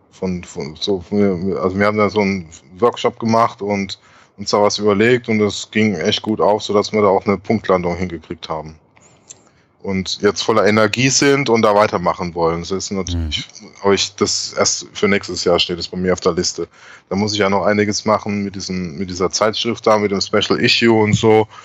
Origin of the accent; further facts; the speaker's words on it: Heidelberg, Baden-Württemberg, Germany; Dann war ich äh, in Heidelberg, in meiner Heimat, und hatte die große Ehre, zum ersten Mal, also ich glaube mhm. das erste Mal einen Vortrag in meiner Heimat, also in der Kurpfalz, zu halten.